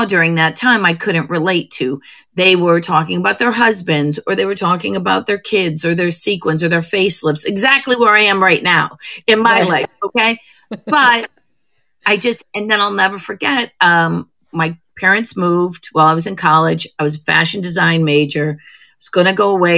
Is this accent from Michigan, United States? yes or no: no; Perry, Ohio, United States; moved away; Cleveland, a little suburb of Cleveland, a little town called Perry, Ohio. It's where I filmed my last special. I went back to my old high school